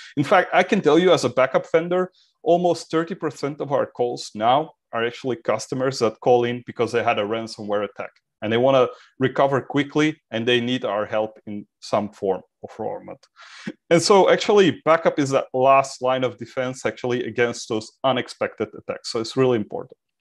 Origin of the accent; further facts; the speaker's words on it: Belgium; I'm from Belgium